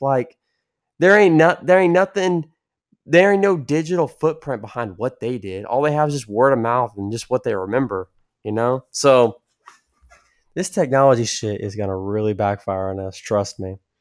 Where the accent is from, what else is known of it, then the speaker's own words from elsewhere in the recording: San Antonio, Texas, United States; my hometown, San Antonio area